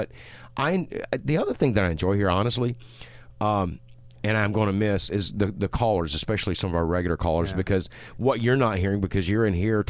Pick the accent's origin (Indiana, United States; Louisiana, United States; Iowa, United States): Louisiana, United States; well, I'm here from Louisiana, and I'm just going to tell you like